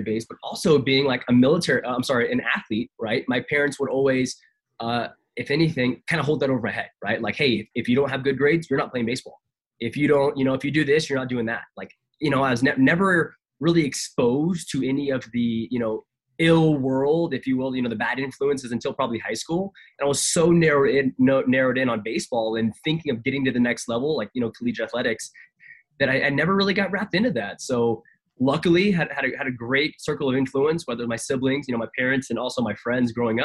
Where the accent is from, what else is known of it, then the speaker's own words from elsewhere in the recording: Tampa, Florida, United States; grew up in Tampa, Florida, man. I'm a military kid